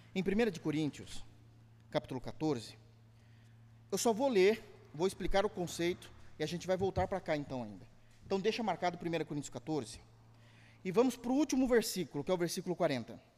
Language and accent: Portuguese; Brazil; nós brasileiros